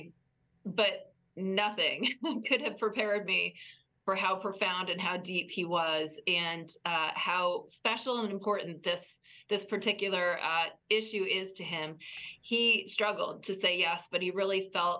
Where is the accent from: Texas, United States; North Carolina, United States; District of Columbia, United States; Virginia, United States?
Virginia, United States; Virginia, my home state